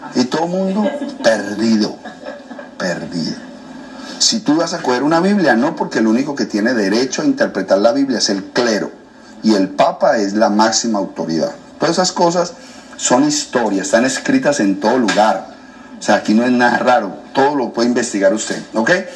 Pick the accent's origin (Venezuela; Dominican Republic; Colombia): Colombia; moved away as an adult; now in United States; soy colombiano.